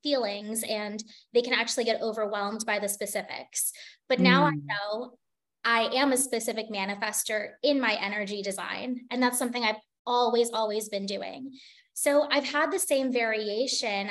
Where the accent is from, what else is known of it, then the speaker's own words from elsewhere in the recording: United States; moved away as an adult; also born or lived in Singapore; an American living in Singapore